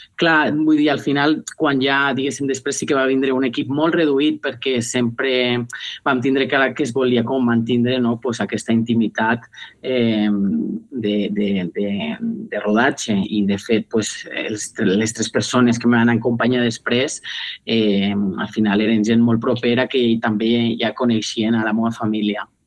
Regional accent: Benicarló, Valencian Community, Spain; la musical Ciutat de Benicarló, que és el meu poble

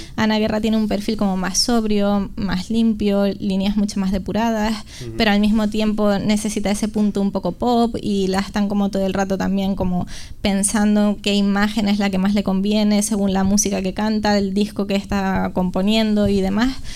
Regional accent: La Palma, Canary Islands, Spain; accent: Canarian; moved away as an adult; now in Madrid, Spain; como habrán notado en mi acento, soy canaria, vengo de la isla de La Palma, pero vivo en Madrid. Vine a estudiar diseño de moda con 18 añitos

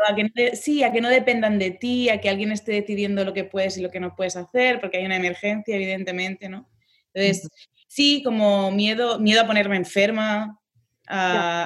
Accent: Ripollet, Catalonia, Spain; yo soy de Ripollet, que está a diez minutos de Barcelona

